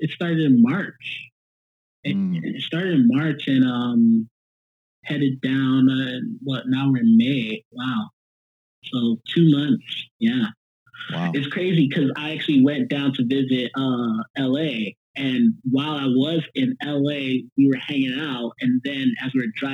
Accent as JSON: {"language": "English", "town": "New York City", "region": "New York", "country": "United States", "tie": "born or raised there", "also_born_or_lived": "Nashville", "moved": "as an adult", "lives_now": "Bay Area, United States", "said": "I'm born and raised in Brooklyn."}